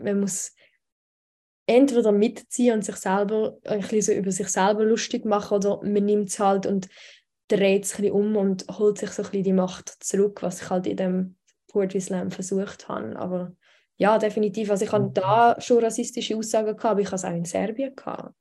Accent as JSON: {"language": "German", "country": "Switzerland", "tie": "born or raised there", "said": "Ich bin aber in der Schweiz geboren und da aufgewachsen"}